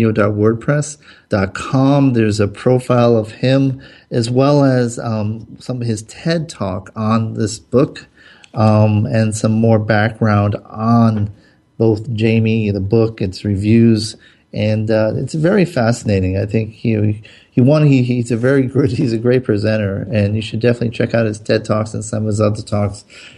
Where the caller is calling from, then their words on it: Southern California, United States; Now, I'm calling from Southern California.